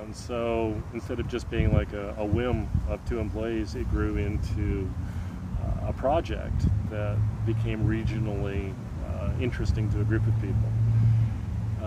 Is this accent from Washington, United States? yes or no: yes; Seattle, Washington, United States; moved away as an adult; now in Methow Valley, United States; I grew up in North Seattle